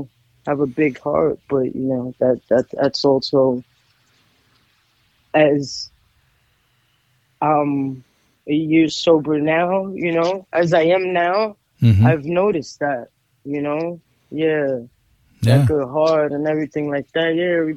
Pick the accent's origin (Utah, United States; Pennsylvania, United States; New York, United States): New York, United States; moved away; when I went down to New York, my hometown